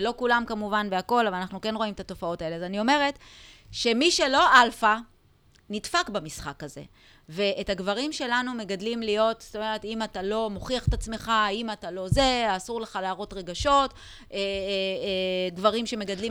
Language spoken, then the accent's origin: Hebrew; Israel; אצלנו בישראל